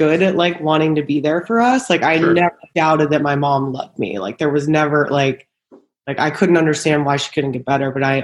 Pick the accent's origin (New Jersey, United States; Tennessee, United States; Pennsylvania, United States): Pennsylvania, United States; moved away as an adult; now in California, United States; I'm from Pennsylvania